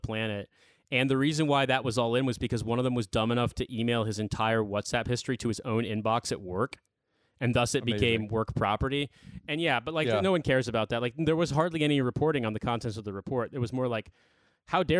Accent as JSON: {"language": "English", "town": "Indianapolis", "region": "Indiana", "country": "United States", "moved": "as an adult", "lives_now": "United Kingdom", "said": "I'm from Indianapolis originally"}